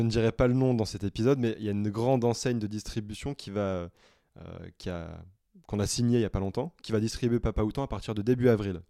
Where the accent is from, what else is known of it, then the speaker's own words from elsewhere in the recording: the Nord, Hauts-de-France, France; moved away; je suis rentré chez moi dans le Nord